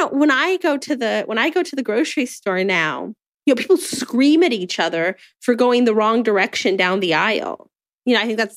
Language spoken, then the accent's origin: English; United States; my experience as an American